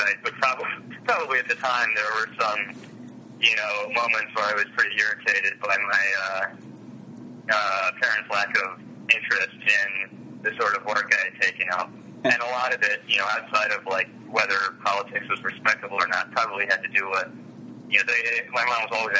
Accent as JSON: {"language": "English", "area": "Montgomery County", "region": "Maryland", "country": "United States", "said": "I'm from Montgomery County in the D.C. metro region"}